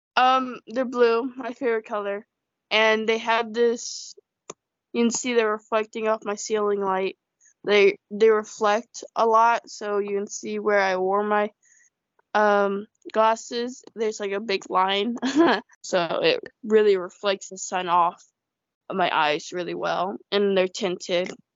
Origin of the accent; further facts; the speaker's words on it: United States; also born or lived in China; I feel like I'm more American, definitely, because you know nobody else in my community is really Chinese